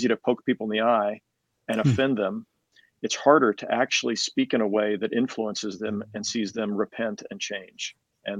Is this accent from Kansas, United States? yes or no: yes; Kansas, United States; also born or lived in Johnson County, Kansas; I grew up here in Kansas City